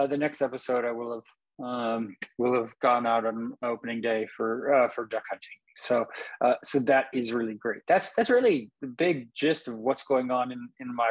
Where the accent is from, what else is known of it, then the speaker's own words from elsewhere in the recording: Napa, California, United States; now in Vacaville, United States; I'm from Napa. I grew up there and lived there for a long time.